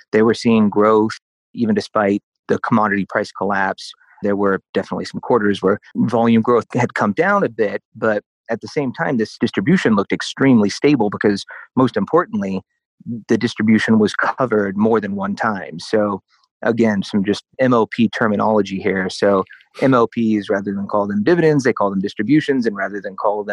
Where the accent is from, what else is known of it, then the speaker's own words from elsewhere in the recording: Oklahoma, United States; now in Denver, United States; I'm originally from Oklahoma